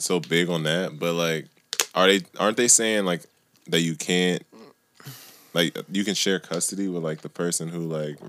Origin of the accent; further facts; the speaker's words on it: New Jersey, United States; I'm from Jersey.